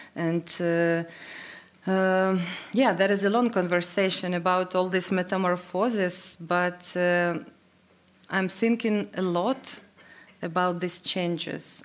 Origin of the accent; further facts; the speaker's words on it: Ukraine; English is a second language; I was born in Soviet Union